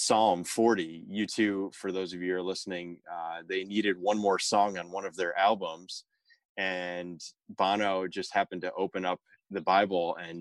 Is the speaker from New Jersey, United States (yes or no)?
yes; Northern New Jersey, United States; I'm from Northern New Jersey